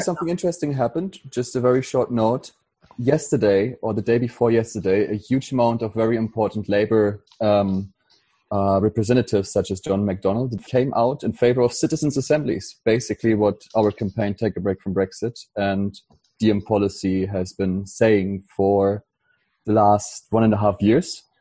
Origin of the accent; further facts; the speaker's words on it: Germany; now in London, United Kingdom; from Germany living in London